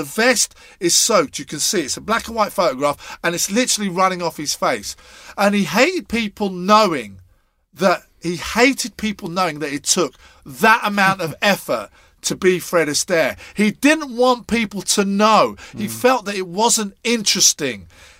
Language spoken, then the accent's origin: English; Scotland, United Kingdom; being Scottish as well.